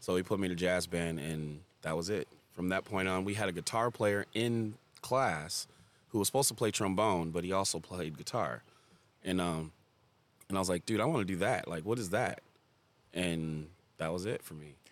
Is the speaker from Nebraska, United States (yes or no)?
no; Farmington, Michigan, United States; I grew up in Farmington, too